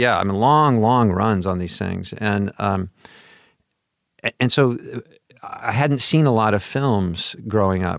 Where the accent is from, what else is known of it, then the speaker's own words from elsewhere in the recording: Portland, Oregon, United States; moved away; also born or lived in Pomona, California; I grew up in Portland, Oregon